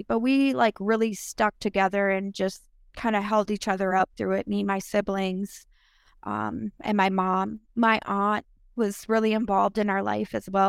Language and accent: English; Minneapolis, Minnesota, United States; we grew up mainly in North Minneapolis, area, you know, and there were times that we would stay in like condemned homes, condemned homes.